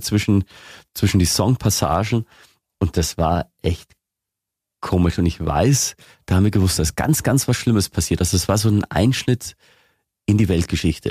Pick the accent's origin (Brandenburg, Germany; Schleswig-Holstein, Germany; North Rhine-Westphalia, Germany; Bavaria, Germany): Bavaria, Germany; Lower; moved away as an adult; now in Augsburg, Germany; ich bin in Niederbayern aufgewachsen und da redet noch ganz anders.